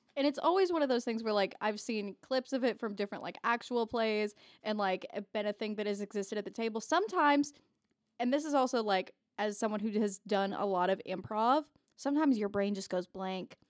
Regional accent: Indiana, United States; I'm from Indiana

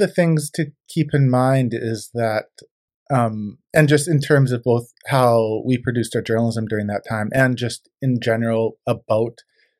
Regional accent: Vernon, British Columbia, Canada; also born or lived in Kamloops, Canada; Yeah, so I grew up in Vernon, BC. I went to school there and lived there until I graduated high school, and then I went I spent 2 years at the local university college there

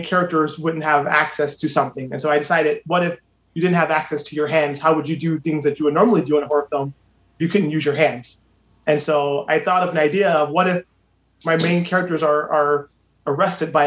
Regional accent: Akron, Ohio, United States; moved away as an adult; now in Los Angeles, United States; born and raised on Copley Road, I've always had a connection to the city of Akron

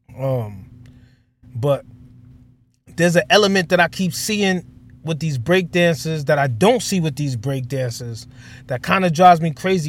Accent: New York City, New York, United States; I'm from Stratford Ave, which is not too far. It's two blocks from Bronx River

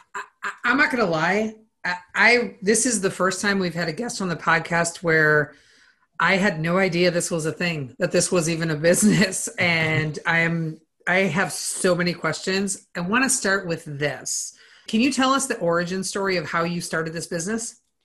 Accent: Minnesota, United States; I grew up on a farm. I grew up in Minnesota

